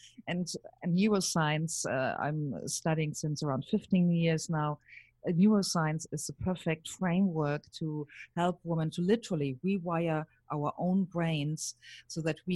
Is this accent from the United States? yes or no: no; Germany; accent: German; English is a second language; moved away; You hear my accent. I'm German.